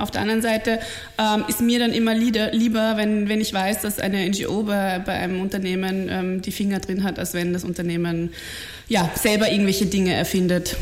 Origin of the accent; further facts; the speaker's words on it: Bavaria, Germany; moved away as an adult; also born or lived in Munich; now in Vienna, Austria; ich äh, bin, bin in München geboren und an der Grenze aufgewachsen und bin mittlerweile seit elf Jahren in ja, Wien.